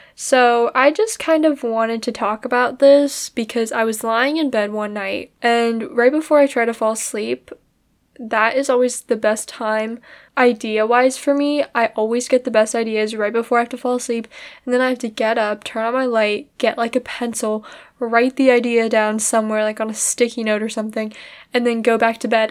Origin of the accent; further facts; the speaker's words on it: United States; I'm Chinese American